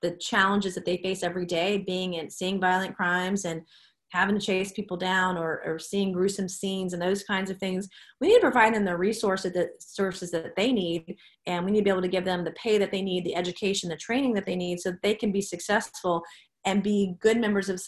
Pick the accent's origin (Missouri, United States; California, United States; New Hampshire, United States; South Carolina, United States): South Carolina, United States; Charleston; I grew up in Charleston